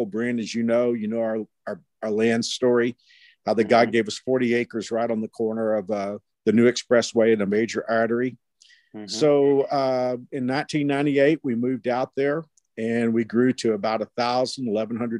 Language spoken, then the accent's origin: English; Fort Worth, Texas, United States; moved away as an adult; also born or lived in Houston, Texas; now in Wichita, United States; I grew up in Fort Worth